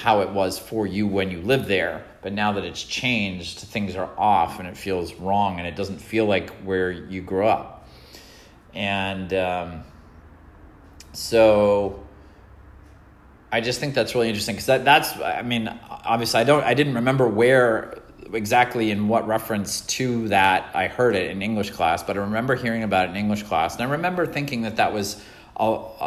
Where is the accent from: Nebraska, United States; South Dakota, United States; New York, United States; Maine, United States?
Maine, United States; moved away as an adult; now in California, United States; I grew up in Maine and I was an East Coast guy